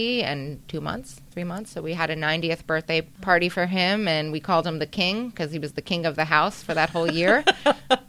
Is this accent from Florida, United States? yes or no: yes; Boca Raton, Florida, United States; I grew up here in South Florida, Boca Raton, Florida